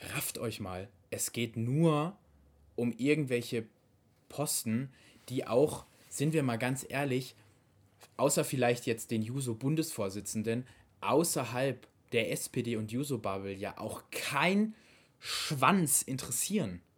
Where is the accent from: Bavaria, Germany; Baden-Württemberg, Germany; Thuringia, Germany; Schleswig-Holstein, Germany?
Baden-Württemberg, Germany; wir sind aus Baden-Württemberg